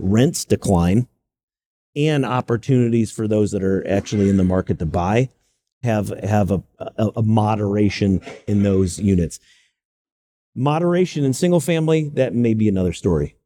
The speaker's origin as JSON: {"language": "English", "town": "Greenville", "region": "South Carolina", "country": "United States", "tie": "born or raised there", "also_born_or_lived": "New York / Silicon Valley, California", "moved": "as an adult", "lives_now": "Charlotte, United States", "said": "I was born in New York. I referenced my grandmother, Buffalo. But I grew up in Greenville, South Carolina"}